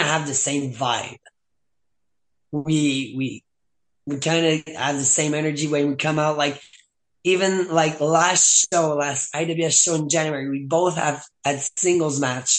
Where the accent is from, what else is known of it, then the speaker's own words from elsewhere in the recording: Saint-Hubert, Quebec, Canada; first language French; English is a second language; I was born and raised in Saint-Hubert, so I say Montreal because it's the biggest city close by.